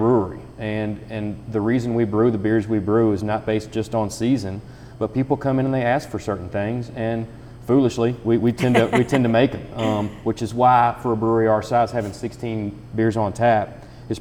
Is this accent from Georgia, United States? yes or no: no; Nicholas County, Kentucky, United States; also born or lived in Harrison County, Kentucky; now in Cynthiana, United States; I am from Nicholas County